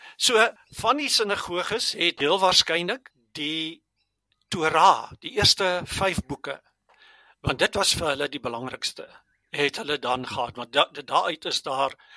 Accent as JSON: {"language": "Afrikaans", "town": "Germiston", "region": "Gauteng", "country": "South Africa", "tie": "born or raised there", "also_born_or_lived": "Stellenbosch / Pretoria (Centurion)", "first_language": "Afrikaans", "moved": "as an adult", "lives_now": "Centurion, South Africa", "said": "ek het groot geword in Germiston aan die Oosrand, maar toe is ek Stellenbosch toe."}